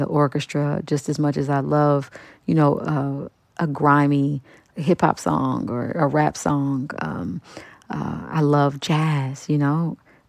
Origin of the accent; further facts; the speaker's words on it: Kansas City, Kansas, United States; moved away as an adult; also born or lived in New York; I'm from Wyandotte County, Kansas City, Kansas